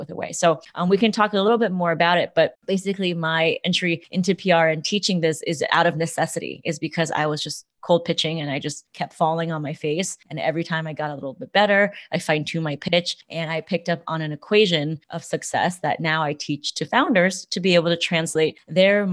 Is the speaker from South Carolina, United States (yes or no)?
no; Los Angeles, California, United States; I was born in Los Angeles, California.